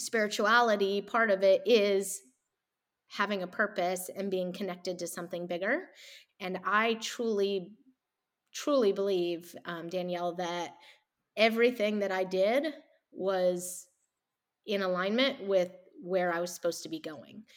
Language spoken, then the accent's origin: English; the South, United States; I grew up in the South and around a lot of religion.